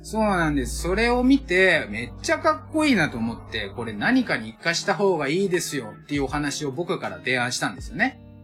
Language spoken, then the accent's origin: Japanese; Osaka, Japan; moved away as an adult; also born or lived in Tokyo; now in Sagamihara, Japan; 大阪出身だし、えっ、ー、と、東京も10年以上いた